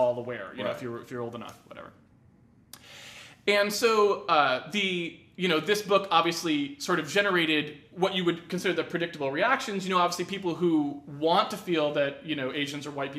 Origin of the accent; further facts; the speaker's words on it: New England, United States; I grew up in New England